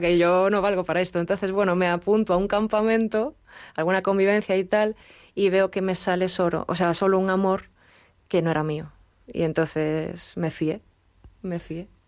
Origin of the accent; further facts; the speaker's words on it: Galicia, Spain; yo soy gallega